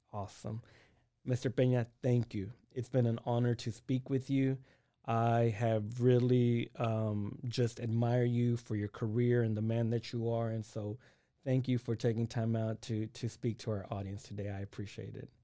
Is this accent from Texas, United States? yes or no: yes; Waco, Texas, United States; I'm originally from Waco